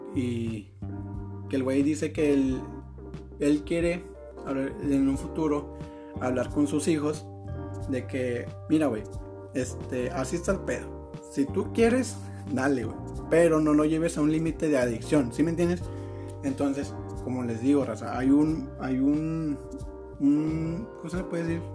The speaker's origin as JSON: {"language": "Spanish", "town": "Monterrey", "region": "Nuevo León", "country": "Mexico", "said": "soy de Monterrey"}